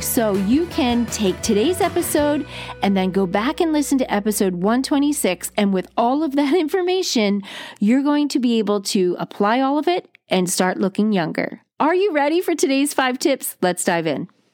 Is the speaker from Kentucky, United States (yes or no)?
no; New Jersey, United States; I grew up on the East Coast of the United States. I'm a Jersey girl, went to the Jersey Shore, lived on it all summer long